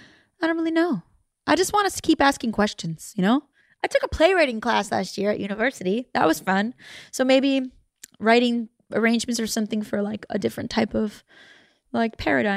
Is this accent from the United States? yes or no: no; Canada; I'm Canadian.